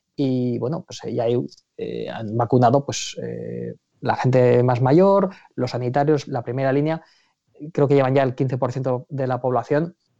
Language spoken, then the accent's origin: Spanish; Aragon, Spain; now in London, United Kingdom; yo hablo como, por supuesto como aragonés, pero como ciudadano británico